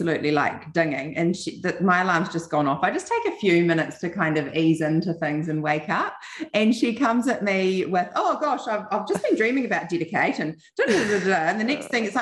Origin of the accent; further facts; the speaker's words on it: New Zealand; And we'd say, from New Zealand. And I'm like, we know. We didn't realize like our accent was so strong.